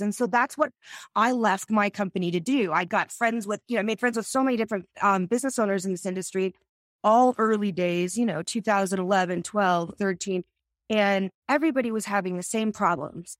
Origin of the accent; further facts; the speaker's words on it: Arizona, United States; I grew up in Arizona